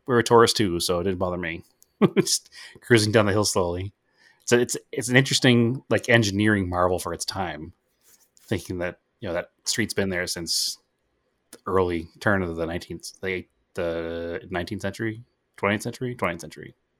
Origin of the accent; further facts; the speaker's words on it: New England, United States; we're all from New England